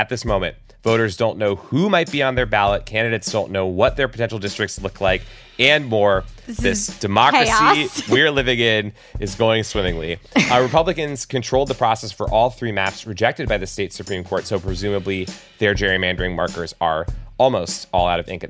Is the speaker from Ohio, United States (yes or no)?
yes; Ohio, United States; Ohio always making me proud of my home state